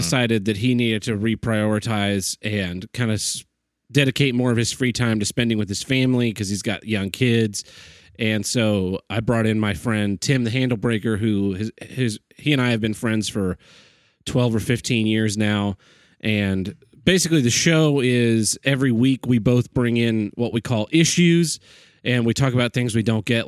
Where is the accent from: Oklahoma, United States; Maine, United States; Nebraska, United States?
Oklahoma, United States